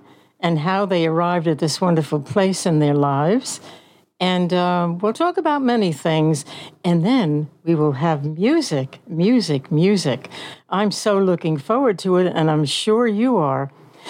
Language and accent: English; New York City, New York, United States; I come from the Bronx originally. I was born and I was raised in the Bronx